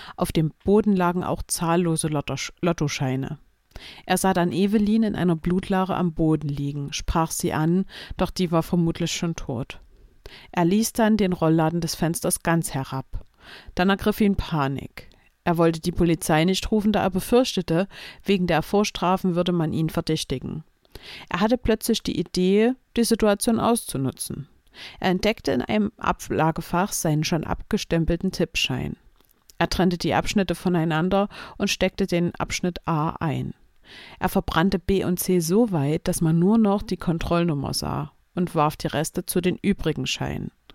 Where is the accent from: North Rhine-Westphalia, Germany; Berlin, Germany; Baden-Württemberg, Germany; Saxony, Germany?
Saxony, Germany; Chemnitz; meiner Heimatstadt Chemnitz